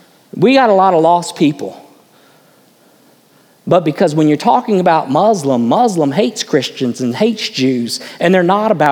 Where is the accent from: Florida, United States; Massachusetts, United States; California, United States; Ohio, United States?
Florida, United States; West Palm Beach; when I was brought up in West Palm Beach, I was a little kid